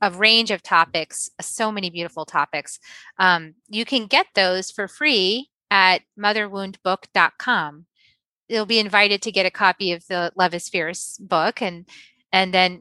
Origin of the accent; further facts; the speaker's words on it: New England, United States; moved away as an adult; also born or lived in Dallas, Texas / Virginia / Silicon Valley; now in Austin, United States; we spent most of my life in New England, in Connecticut, Massachusetts, and a little 1 year in Virginia.